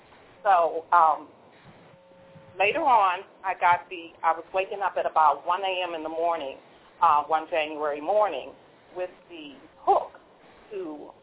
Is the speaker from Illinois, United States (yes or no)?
no; Washington, District of Columbia, United States; they asked me to come to Washington, D.C., which is my hometown, by the way, and enter the poetry contest.